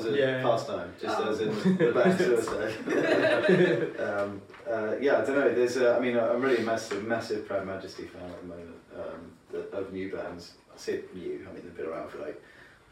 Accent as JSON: {"language": "English", "region": "England", "country": "United Kingdom", "said": "I'm an English person"}